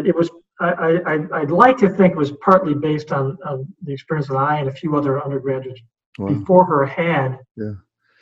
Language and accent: English; United States